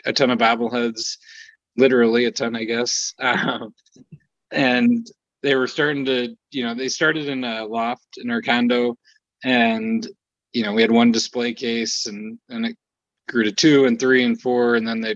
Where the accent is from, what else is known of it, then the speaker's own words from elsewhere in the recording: Rockford, Illinois, United States; moved away as an adult; also born or lived in Milwaukee, Wisconsin; we're both from Rockford, Illinois originally